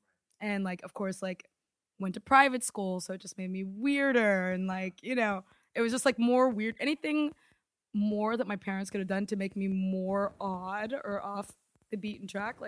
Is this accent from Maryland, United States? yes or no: yes; Maryland, United States; now in New York, United States; I grew up in Maryland.